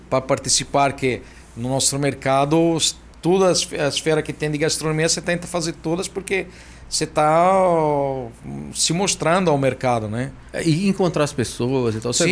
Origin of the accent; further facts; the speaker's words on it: Florence, Tuscany, Italy; Portuguese is a second language; moved away as an adult; also born or lived in Tokyo, Japan; now in Brazil; Eu nasci na Toscana, em Florença.